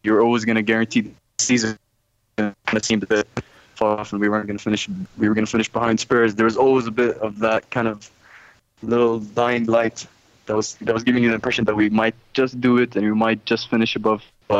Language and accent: English; Jordan; I'm from Jordan.